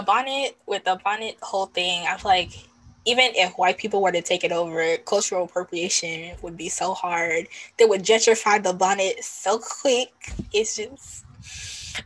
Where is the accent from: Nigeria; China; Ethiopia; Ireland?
Nigeria; I'm Nigerian, I'm specifically of the Yoruba tribe